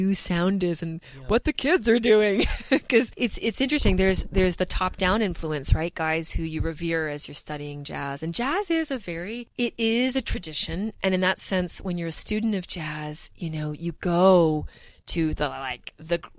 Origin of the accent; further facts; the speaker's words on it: Vancouver, British Columbia, Canada; moved away as an adult; also born or lived in New York City; now in Toronto, Canada; So I am from Vancouver originally, born and raised.